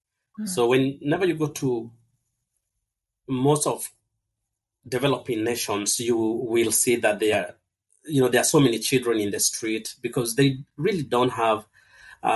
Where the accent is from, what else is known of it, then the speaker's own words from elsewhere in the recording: Kenya; moved away; I was born and raised in Kenya